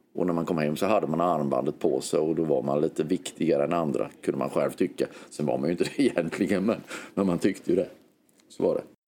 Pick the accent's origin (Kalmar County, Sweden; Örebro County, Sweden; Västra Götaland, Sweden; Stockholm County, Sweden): Kalmar County, Sweden; Hultsfred; jag var 14-15 år, gick på högstadiet i Hultsfred